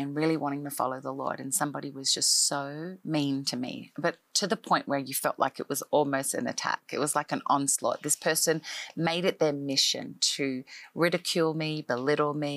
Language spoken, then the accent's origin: English; Australia; moved away as an adult; now in Nashville, United States; I am an Australian-born girl who grew up in Australia most of my life